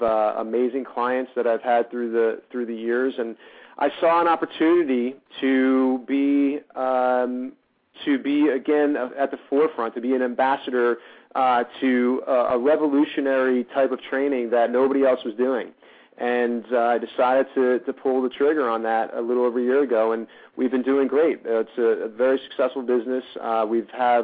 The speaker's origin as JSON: {"language": "English", "region": "New Jersey", "country": "United States", "also_born_or_lived": "New York", "moved": "as an adult", "lives_now": "Los Angeles, United States"}